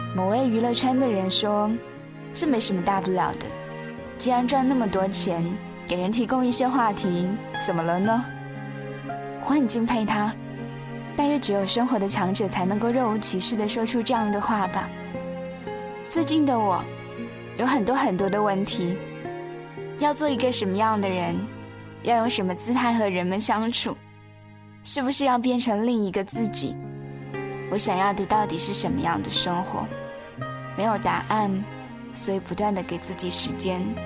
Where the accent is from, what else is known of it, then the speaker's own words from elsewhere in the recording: Wenzhou, Zhejiang, China; moved away as an adult; now in Urumqi, China; 我从浙江温州背井离乡来到了新疆乌鲁木齐